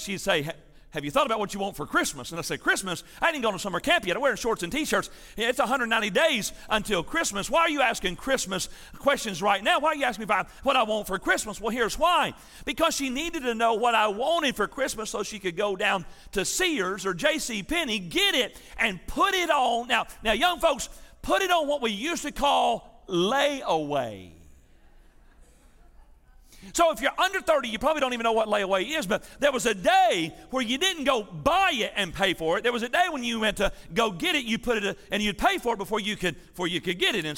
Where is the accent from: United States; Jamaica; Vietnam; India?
United States; Milan, Tennessee; also born or lived in Athens, Tennessee / Kingston, Tennessee / Grainger County, Tennessee; I was growing up in West Tennessee, north of Jackson, there in a little town called Milan